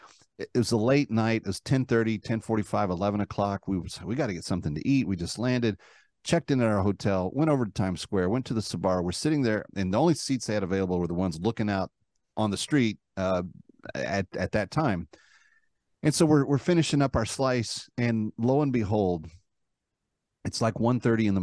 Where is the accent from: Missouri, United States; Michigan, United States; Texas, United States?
Texas, United States; Dallas-Fort Worth area; now in New York City, United States; a kid like me watching Letterman growing up in the Dallas-Fort Worth area